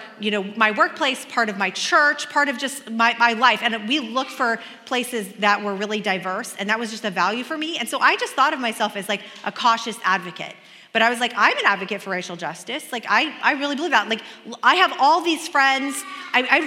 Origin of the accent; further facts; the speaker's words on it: Kansas, United States; also born or lived in Oregon; when I moved to Kansas from Oregon, my first friend was an Asian American girl. We were both in class together